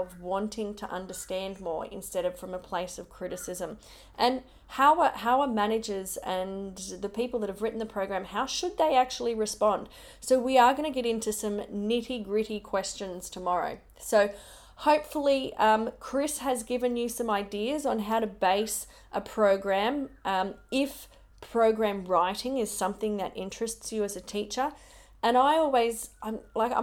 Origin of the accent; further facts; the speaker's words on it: Logan, Queensland, Australia; moved away; I grew up in Logan, Brisbane.